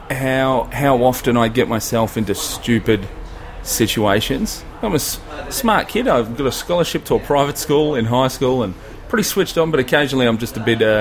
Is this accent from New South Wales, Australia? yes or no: no; Melbourne, Victoria, Australia; I'm from Melbourne, so I've done the last five, five or six, yeah, six last six Melbourne comedy festivals. That's my hometown